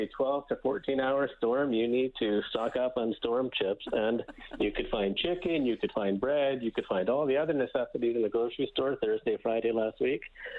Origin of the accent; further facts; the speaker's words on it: St. John's, Newfoundland and Labrador, Canada; also born or lived in Corner Brook, Newfoundland / Edmonton, Alberta; now in Halifax, Canada; my family is originally from Newfoundland. I was born and raised actually in Cornerbrook and St. John's, Newfoundland. So still lots of friends and family there.